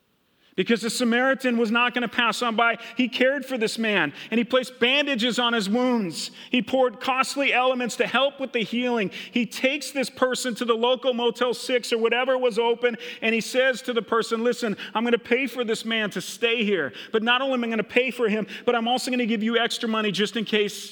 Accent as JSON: {"language": "English", "region": "Minnesota", "country": "United States", "tie": "born or raised there", "lives_now": "Hillcrest, United States", "said": "I grew up in Minnesota. When I first moved to Hillcrest and started working here 24 years ago, which is crazy to even think about, I had the craziest, worst accent ever, okay?"}